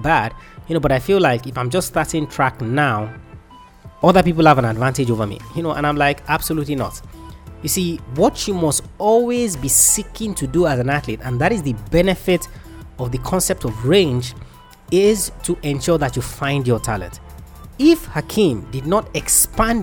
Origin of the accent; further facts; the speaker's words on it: Nigeria; I'm Nigerian